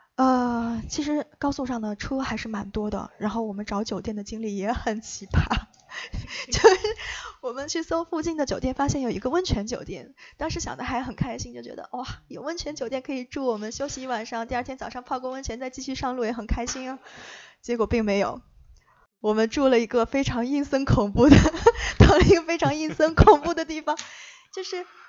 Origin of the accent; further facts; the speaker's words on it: Luoyang, Henan, China; moved away; 我的家乡在洛阳